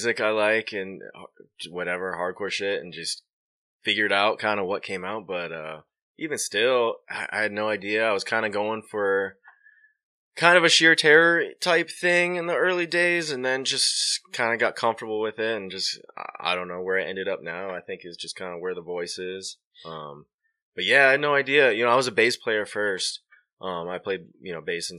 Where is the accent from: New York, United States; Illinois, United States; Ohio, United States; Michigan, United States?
Michigan, United States; Clinton Township; I grew up like right by Edgemond. So I'm from Clinton Township.